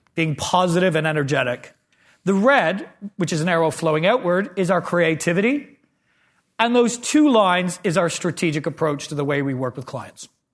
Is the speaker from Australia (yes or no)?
no; Canada; moved away; I grew up in Canada